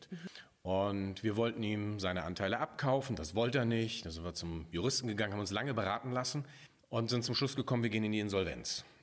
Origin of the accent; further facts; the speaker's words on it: Hamburg area, Germany; ich bin so im Speckgürtel von Hamburg groß geworden